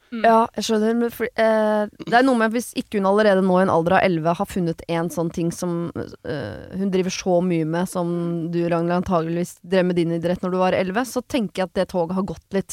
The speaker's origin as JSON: {"language": "Norwegian", "region": "Oslo", "country": "Norway", "moved": "as an adult", "said": "tidligere byvanker, jeg, i og med ja. at jeg er fra Oslo sentrum"}